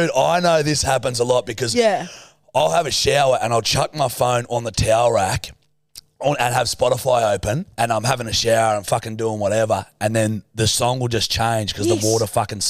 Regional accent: Australia; We're Australian.

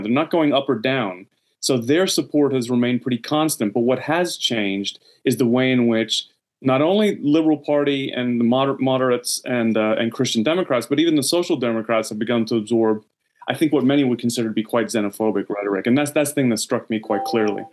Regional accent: United States; now in Sweden; as an American

